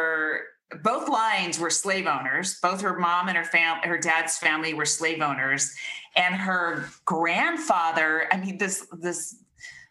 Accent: United States; we're raised in America, we're raised American

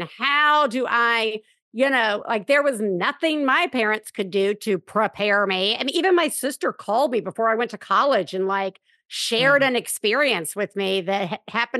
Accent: Alabama, United States; I grew up in Alabama

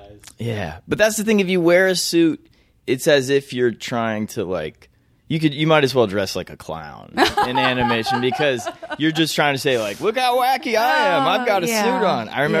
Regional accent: Cleveland, Ohio, United States; also born or lived in Marietta, Georgia / Louisville, Kentucky; So I was born in Cleveland, Ohio. I lived there for 7 years. I moved to Marietta, Georgia, outside of Roswell, for 5 years. Moved to Louisville, Kentucky for 4 years.

